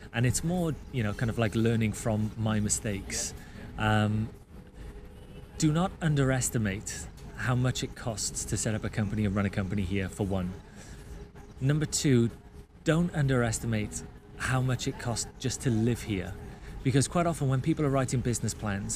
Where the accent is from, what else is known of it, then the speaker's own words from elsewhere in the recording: United Kingdom; moved away as an adult; I'm a Brit